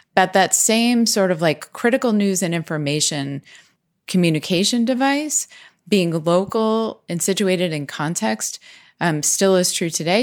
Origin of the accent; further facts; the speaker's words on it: Pennsylvania, United States; in our area where we grew up in Pennsylvania